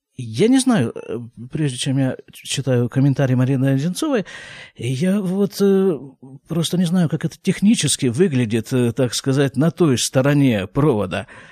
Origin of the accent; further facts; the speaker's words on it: Krasnoyarsk, Krasnoyarsk Krai, Russia; moved away as an adult; now in Israel; я же из Красноярска, причем не просто из Красноярска, а с его рабочей окраины. Я там прожил 32 с половиной года